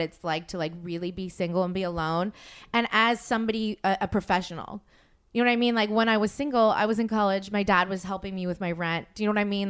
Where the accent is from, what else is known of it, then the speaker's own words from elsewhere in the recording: the South, United States; I'm from the South